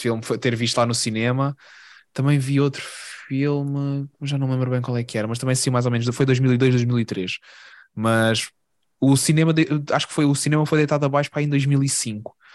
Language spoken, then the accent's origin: Portuguese; Portugal; now in Lisbon, Portugal; Na minha terra